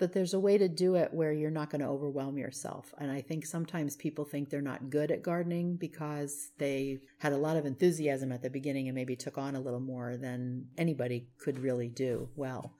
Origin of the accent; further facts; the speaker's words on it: New Jersey, United States; now in Vallejo, United States; I grew up in New Jersey